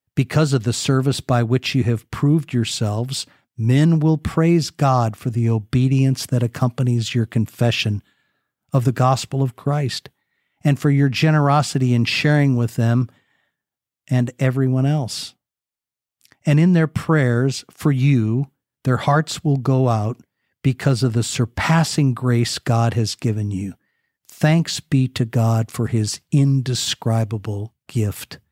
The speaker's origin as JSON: {"language": "English", "country": "United States", "tie": "born or raised there", "said": "I grew up here in America"}